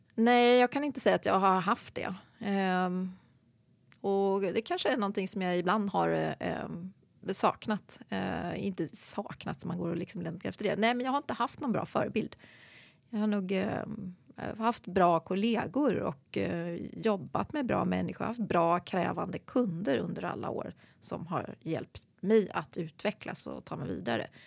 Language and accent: Swedish; Sandviken, Gävleborg County, Sweden; moved away; also born or lived in Gothenburg / London / Uppsala; Född i Göteborg, flyttade till Sandviken, lilla bruksorten, när jag var sju och växte upp där